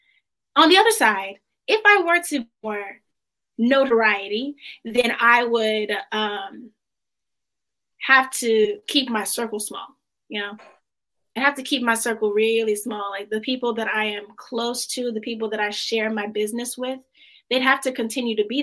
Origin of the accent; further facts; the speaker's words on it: DeSoto, Texas, United States; I grew up in DeSoto. Okay. That's about 15 minutes south of Dallas